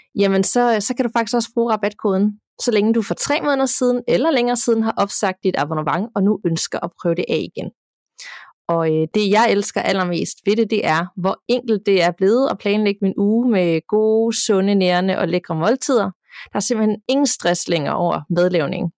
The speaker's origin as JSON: {"language": "Danish", "country": "Denmark", "said": "hjemme i Danmark"}